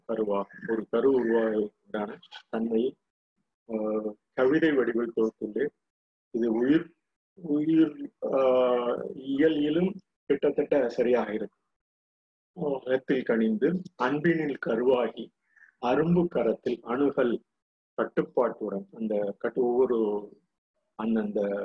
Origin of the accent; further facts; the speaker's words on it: Ponmalai, Tamil Nadu, India; யாம் பிறந்தது பொன்மலை என்ற பகுதியில்